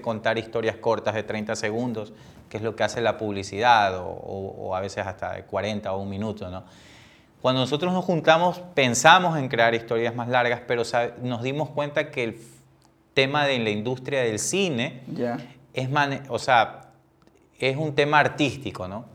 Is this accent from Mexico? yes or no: no; Ecuador; como ecuatoriano